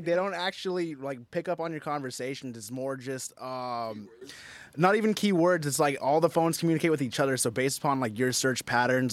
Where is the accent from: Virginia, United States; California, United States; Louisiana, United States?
California, United States; Tehachapi; I'm actually from Tehachapi.